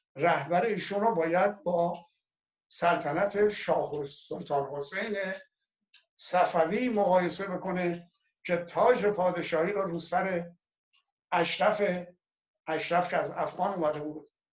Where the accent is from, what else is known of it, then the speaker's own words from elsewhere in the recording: Iran; ما ایرانی هستیم